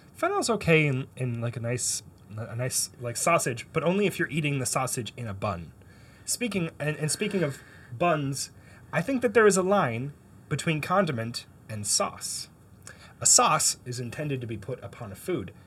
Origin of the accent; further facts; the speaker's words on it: Canada; now in United States; I grew up in Canada